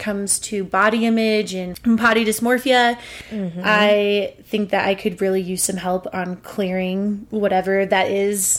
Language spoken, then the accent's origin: English; Montana, United States; moved away as an adult; now in Denver, United States; we grew up in Montana, but our serious adult growing has been here in Denver